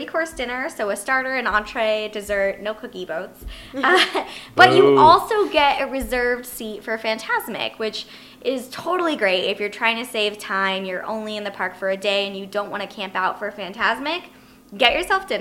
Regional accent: Orange County, California, United States; Jenna and I used to go to Disneyland pretty much every week after school. We grew up in Orange County

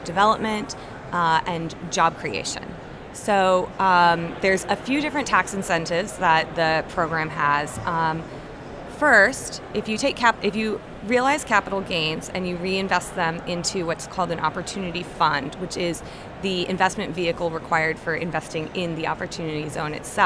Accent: Northern Virginia, United States; I grew up in Northern Virginia.

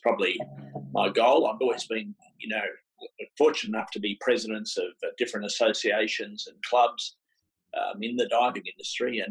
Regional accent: Melbourne, Victoria, Australia; I was born in Melbourne, in a place called Ringwood, a suburb called Ringwood

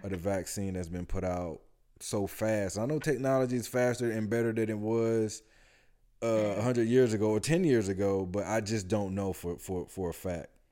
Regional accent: Atlanta, Georgia, United States; we're from Atlanta

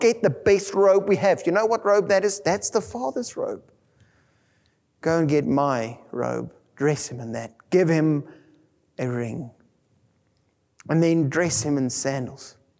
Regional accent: South Africa; first language Afrikaans; English is a second language; Being English as my second language, growing up in an Afrikaans world

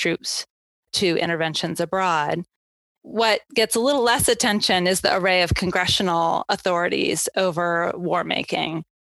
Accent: Oregon, United States; moved away; And I grew up in Oregon, where people don't tend to talk a lot about international law, or at least in the circles I grew up in.

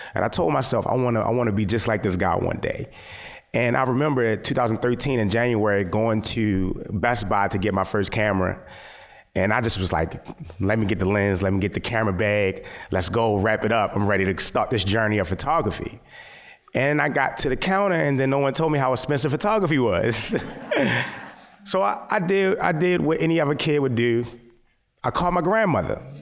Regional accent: Baltimore, Maryland, United States; I'm a Baltimore based photographer, born and raised.

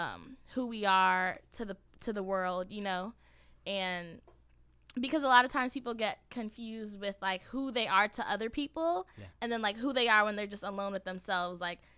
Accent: Georgia, United States; also born or lived in Brooklyn, United States; I was you born in Brooklyn, crazy? But I grew up in Georgia.

